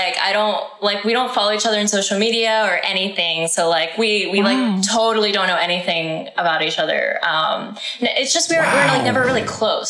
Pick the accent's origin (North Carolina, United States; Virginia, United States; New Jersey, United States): North Carolina, United States; moved away; also born or lived in Texas; I grew up in North Carolina.